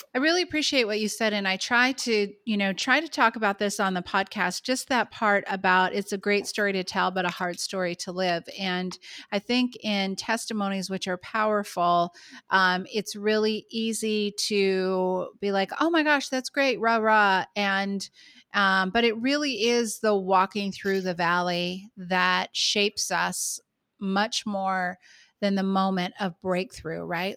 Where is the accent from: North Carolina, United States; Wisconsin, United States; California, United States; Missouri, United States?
California, United States; San Francisco Bay Area; moved away as an adult; now in New York, United States; Matt and I moved here from the San Francisco Bay Area to New York. We are native. I'm native there